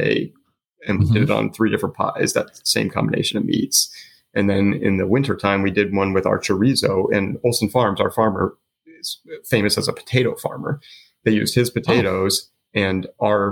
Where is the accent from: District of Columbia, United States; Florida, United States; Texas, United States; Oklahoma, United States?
Florida, United States; South; I grew up in South Florida